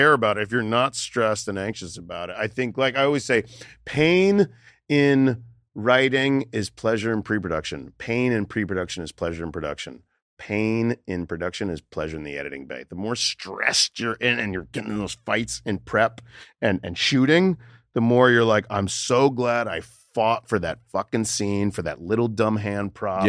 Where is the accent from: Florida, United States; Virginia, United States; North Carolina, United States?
Florida, United States; Boca Raton; moved away; also born or lived in New York / Los Angeles; I grew up in Florida, in Boca Raton, Florida.